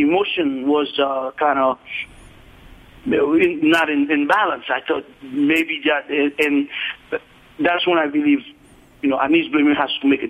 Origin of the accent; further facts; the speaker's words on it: Haiti; moved away as an adult; now in Miami, United States; I was born in Haiti, and I came at the age of 18, 19 here in the state, in the United States.